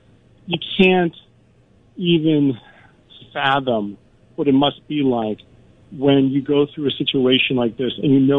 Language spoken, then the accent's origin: English; Chicago, Illinois, United States; now in Istanbul, Turkey; I'm from Chicago. I love the snow. I miss it here. We're kind of Mediterranean weather over here.